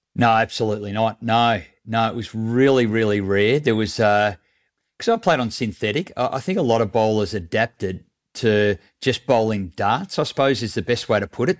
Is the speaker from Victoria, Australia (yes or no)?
yes; Mornington, Victoria, Australia; also born or lived in Melbourne; where I grew up in Mornington